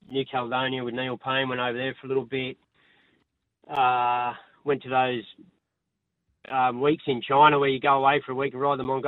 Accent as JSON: {"language": "English", "town": "Canberra", "region": "Australian Capital Territory", "country": "Australia", "tie": "born or raised there", "also_born_or_lived": "Queanbeyan / Sydney", "said": "We grew up in Canberra"}